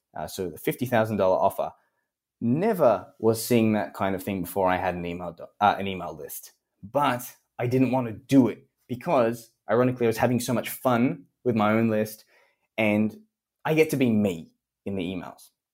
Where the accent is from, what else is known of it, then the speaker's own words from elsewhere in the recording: Australia; accent: Australian; as an Australian